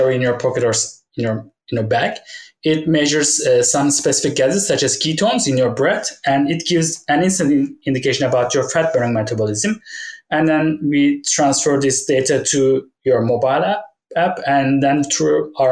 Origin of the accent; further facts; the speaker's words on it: Turkey; moved away as an adult; also born or lived in United Kingdom; go back to Turkey, where my hometown is.